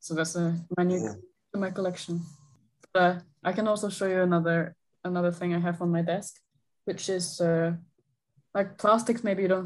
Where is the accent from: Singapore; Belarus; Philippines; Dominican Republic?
Singapore; moved away; also born or lived in Gothenburg; I'm from Singapore, and that is basically summer all the time, hot all the time.